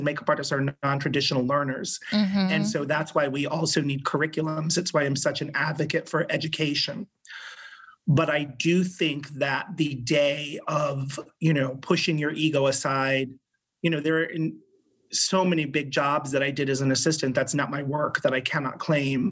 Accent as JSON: {"language": "English", "region": "Rhode Island", "country": "United States", "tie": "born or raised there", "moved": "yes", "said": "I grew up in Rhode Island, which is the smallest of the 50 states"}